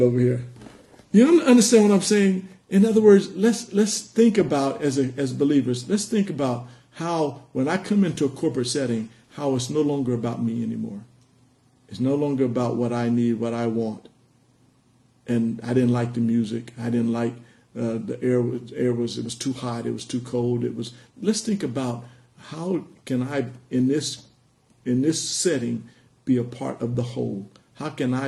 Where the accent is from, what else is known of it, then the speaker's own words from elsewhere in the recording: United States; also born or lived in Los Angeles; we as Americans